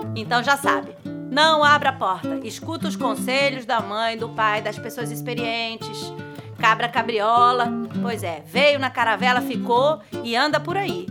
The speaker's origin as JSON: {"language": "Portuguese", "town": "São Caetano do Sul", "region": "São Paulo", "country": "Brazil", "tie": "born or raised there", "said": "Lá na minha cidade onde eu nasci, São Caetano e São Paulo"}